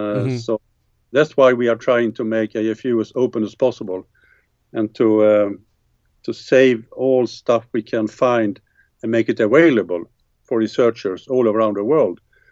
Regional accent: Mariestad, Västra Götaland, Sweden; in my hometown, Mariestad, which is in the center part of Sweden.

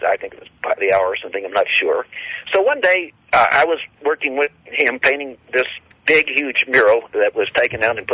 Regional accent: Texas, United States; moved away as an adult; also born or lived in Phoenix, Arizona; I'm from Texas

